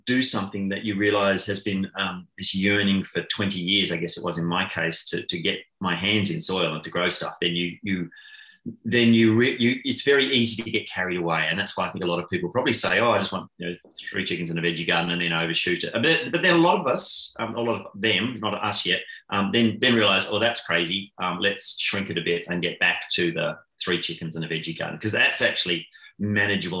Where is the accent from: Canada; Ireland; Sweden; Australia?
Australia; Canberra, Australian Capital Territory; now in Tasmania, Australia; I grew up in Canberra